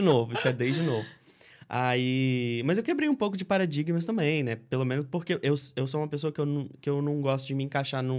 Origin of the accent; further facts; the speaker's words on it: Linhares, Espírito Santo, Brazil; moved away as an adult; also born or lived in Cachoeiro de Itapemirim / Marataízes; now in United States; eu sou capixaba, sou do Espírito Santo